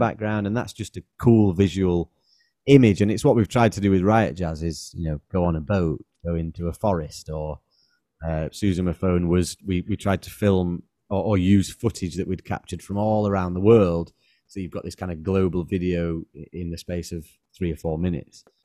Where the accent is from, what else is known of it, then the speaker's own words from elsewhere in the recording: Manchester, North West England, United Kingdom; we're from Manchester